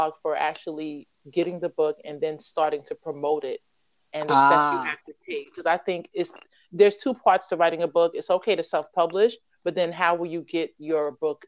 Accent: United States; moved away as an adult; now in South Korea; I'm American. I've been in Korea for it will be 5 years this April.

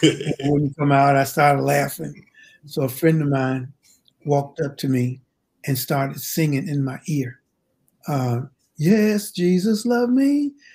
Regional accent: Henderson, North Carolina, United States; Well, Henderson is a very small town. And during it, when I was growing up, everybody knew everybody.

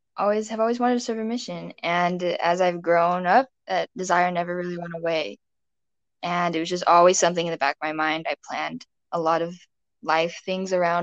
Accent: West Jordan, Utah, United States; also born or lived in Connecticut / Pennsylvania; From West Jordan, Utah. I've lived there for 8-ish years. Before that, I lived out east. I lived in Connecticut and Pennsylvania

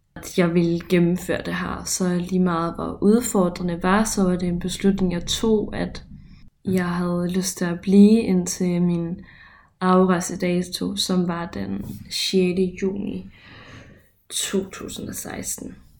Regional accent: Ørum, Denmark; moved away as an adult; now in Copenhagen, Denmark; lille mig fra Ørum.

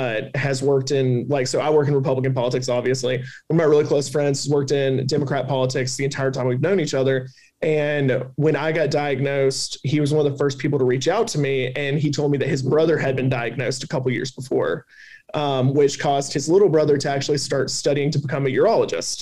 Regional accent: Alabama, United States; accent: Southern; also born or lived in Washington, D.C.; got offered to come back to Alabama, which is my home state

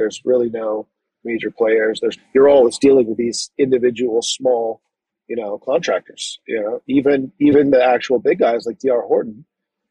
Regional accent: Connecticut, United States; moved away as an adult; also born or lived in Northern California; I was originally from Connecticut. Then I moved up to Northern California

